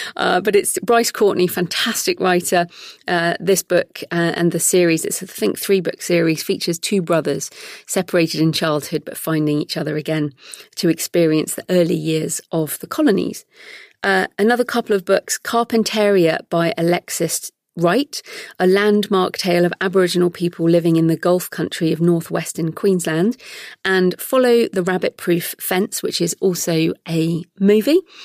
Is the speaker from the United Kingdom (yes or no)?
yes; United Kingdom; also born or lived in Sydney, Australia / Brisbane, Australia; now in London, United Kingdom; my own British cultural stereotypes